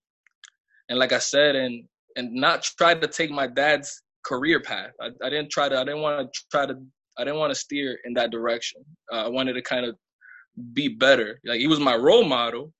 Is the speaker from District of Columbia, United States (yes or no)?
no; Lawrence, Massachusetts, United States; also born or lived in Bronx, New York; I come from Massachusetts. That's my hometown, Lawrence, Massachusetts.